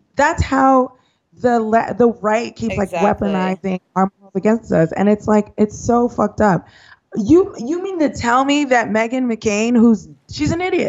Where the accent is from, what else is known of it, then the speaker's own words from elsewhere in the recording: New York City, New York, United States; I grew up in New York